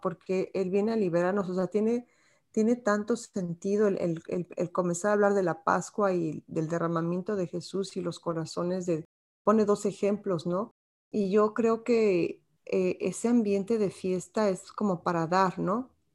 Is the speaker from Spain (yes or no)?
no; Mexico; como mexicanas, pues bien orgullosas